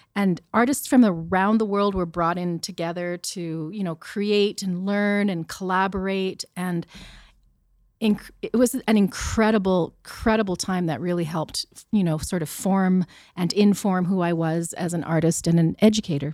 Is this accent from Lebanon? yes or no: no; Sherwood Park, Alberta, Canada; I grew up in Sherwood Park